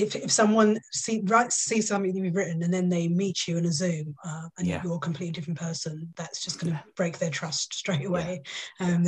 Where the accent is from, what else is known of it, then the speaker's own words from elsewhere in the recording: London, United Kingdom; accent: Cockney; I'm from East London, so I'm a bit of a Cockney